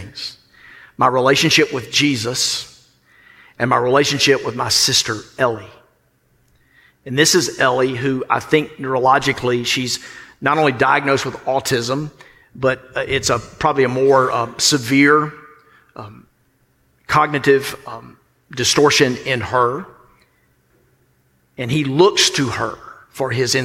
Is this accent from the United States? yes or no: yes; the South, United States